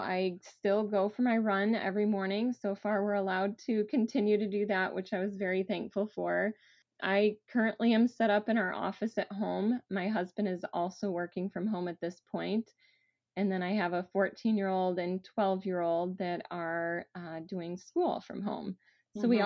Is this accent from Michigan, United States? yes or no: yes; Southwest Michigan, United States; moved away as an adult; now in Columbus, United States; I grew up in Southwest Michigan